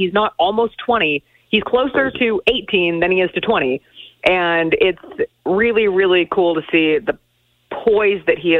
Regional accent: Denver, Colorado, United States; now in Memphis, United States; since I grew up in Denver, I would be a mountain time zone.

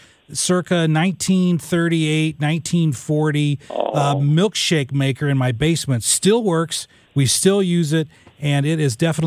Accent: Southern Illinois, United States; when I was a kid, I grew up in Southern Illinois.

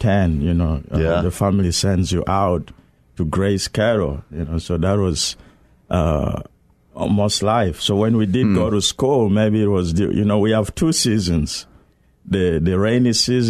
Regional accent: South Sudan; also born or lived in Johannesburg, South Africa / Kampala, Uganda; now in United States; I was born in South Sudan, but I had my theological training in Johannesburg, South Africa, actually in Soweto, and then came to the U.S. in 2005 to study at Northern Seminary.

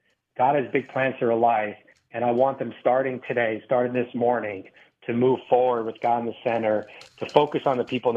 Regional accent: Valley Stream, New York, United States; also born or lived in Brooklyn; I grew up in Valley Stream, Long Island, like right on the Queens line

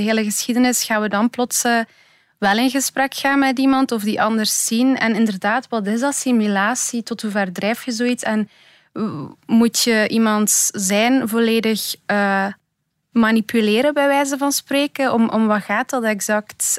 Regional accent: Belgium; born or raised there

